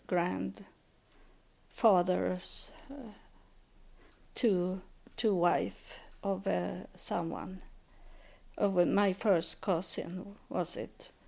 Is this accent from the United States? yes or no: no; Sweden; I live in Sweden. I grew up in Sweden. I know my country